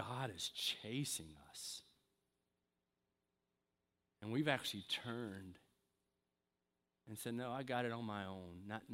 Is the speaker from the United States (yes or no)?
yes; the South, United States; I'm from the South